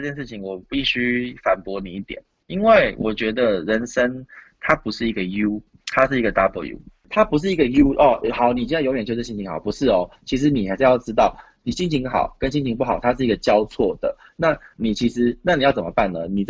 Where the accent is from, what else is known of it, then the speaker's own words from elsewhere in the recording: New Zealand; 因为我的小时候在纽西兰读书，所以我就有一次买咖啡